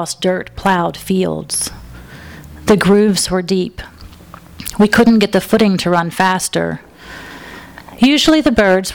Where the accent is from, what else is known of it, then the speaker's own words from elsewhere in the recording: Alabama, United States; moved away as an adult; now in Los Angeles, United States; I'm originally from Alabama